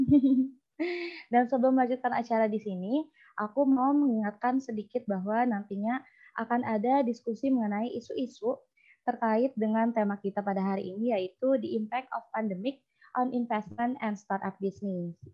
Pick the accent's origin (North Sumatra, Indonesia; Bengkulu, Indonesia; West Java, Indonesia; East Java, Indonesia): West Java, Indonesia; Bogor; Saya merupakan brand ambassador IM Community Batch 1 dan saya berasal dari Kota Bogor.